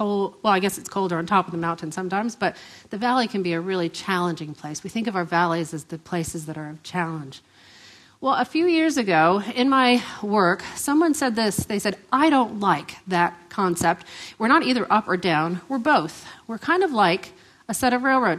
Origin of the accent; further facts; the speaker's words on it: United States; moved away as an adult; now in Australia; we are American by birth, but Australian by the grace of God